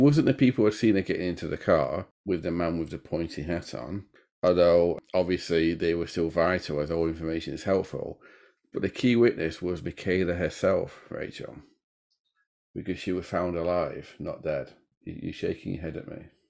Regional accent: Sheffield, Yorkshire and the Humber, United Kingdom; a city in the north of England, my home city, and it's in Yorkshire

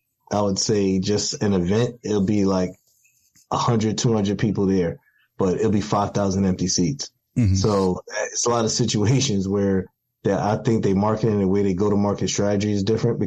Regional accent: New York City, New York, United States; I was born in Brooklyn, New York, and growing up in a crack epidemic and growing up, you know, in the streets of Brooklyn

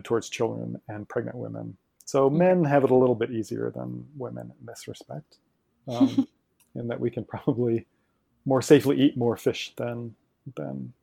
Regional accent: Ohio, United States; I grew up in Ohio, also in the middle of the country

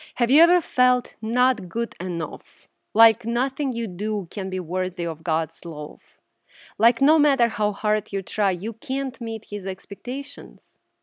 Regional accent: Russia; moved away; Growing up in Russia, the Orthodox religion I observed

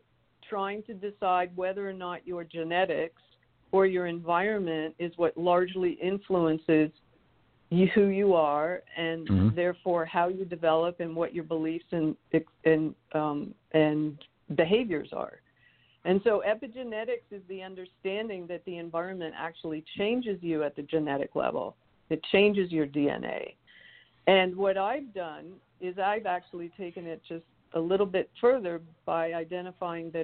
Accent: Canada; moved away as an adult; now in Richmond, United States; I have the good fortune of having been raised in a country that did not fight a civil war. So when I moved in 1990 from Canada

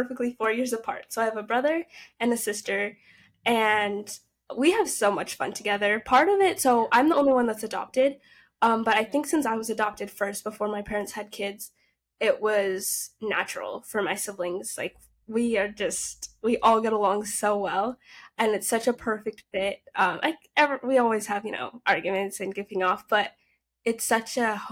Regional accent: Utah, United States; accent: Utah; also born or lived in Tanzania; now in Hawaii, United States; I have a Utah accent because my high school years are spent in Utah

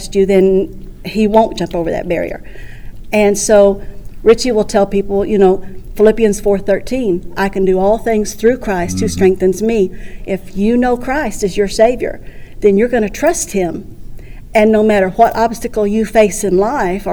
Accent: Centerville, Missouri, United States; I'm from Centerville, Missouri

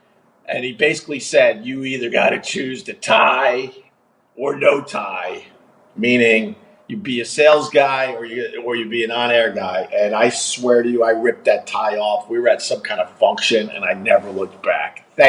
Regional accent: Long Island, New York, United States; moved away as an adult; also born or lived in Buffalo / Boston; now in New York City, United States; Then I moved back to Long Island to work for my hometown rock station, WBAB, which is also the home of rock and roll.

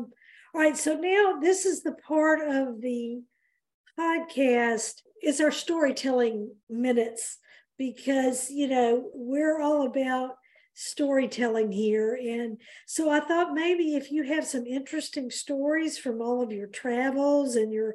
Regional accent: Memphis, Tennessee, United States; also born or lived in North Alabama; I grew up in Memphis, but I've been around North Alabama all my life

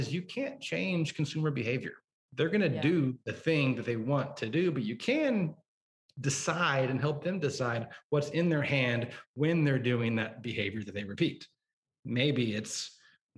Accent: Oklahoma, United States; now in Chicago, United States; I'm from Oklahoma originally. Wow. So a suburb just north of Oklahoma City.

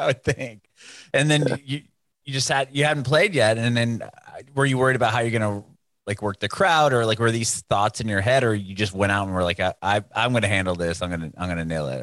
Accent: San Diego, California, United States; now in Nashville, United States; We we're in Nashville now, but I'm, I'm originally from San Diego

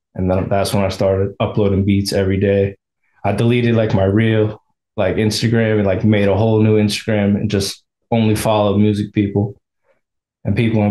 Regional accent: Virginia, United States; I'm from Virginia.

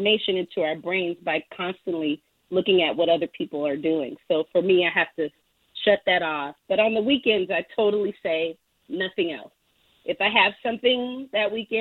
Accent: New Orleans, Louisiana, United States; I'm from New Orleans, I'm a jambalaya of music.

